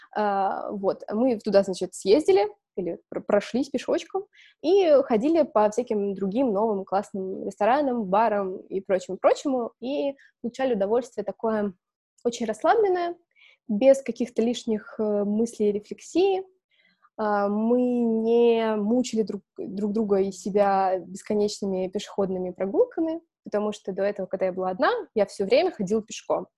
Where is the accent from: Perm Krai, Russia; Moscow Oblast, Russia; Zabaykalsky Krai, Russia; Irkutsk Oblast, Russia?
Moscow Oblast, Russia; Balashikha; Я выросла в Балашихе, то есть в Подмосковье